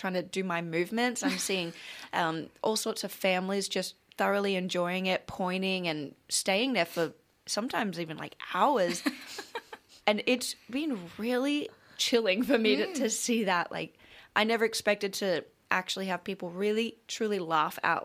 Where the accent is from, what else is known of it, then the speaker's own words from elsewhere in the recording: Australia; moved away as an adult; now in Los Angeles, United States; I've always had a really pleasant experience being an Australian